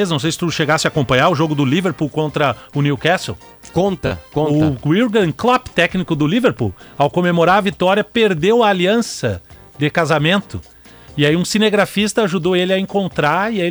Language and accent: Portuguese; São Paulo, Brazil; now in Japan; Eu sou de São Paulo.